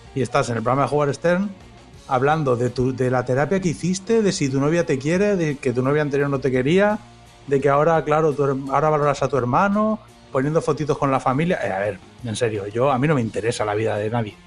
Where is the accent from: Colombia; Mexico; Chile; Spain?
Spain; moved away as an adult; also born or lived in Uruguay; now in United States; yo como español que soy